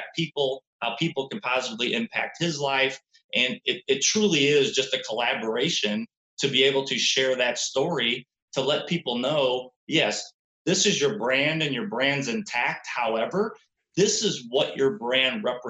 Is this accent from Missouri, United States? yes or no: yes; St. Louis, Missouri, United States; I'm from St. Louis